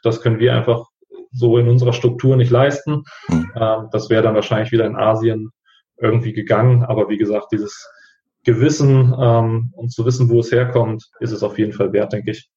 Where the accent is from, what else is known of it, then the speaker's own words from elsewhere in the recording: Hamburg, Germany; 28 Jahre jung, komme aus Hamburg